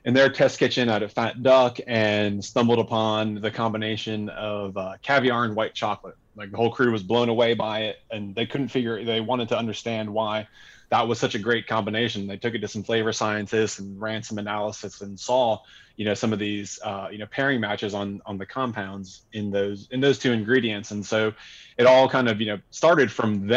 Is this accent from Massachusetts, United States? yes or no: no; Pensacola, Florida, United States; moved away; Moving down back to my hometown, Pensacola, Florida, to open a restaurant